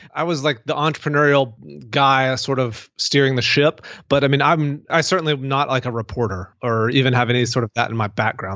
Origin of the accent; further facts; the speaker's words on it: Mississippi, United States; moved away as an adult; also born or lived in Denver, Colorado; now in Birmingham, United States; I, I grew up in Mississippi, went all the way through college, lived in Mississippi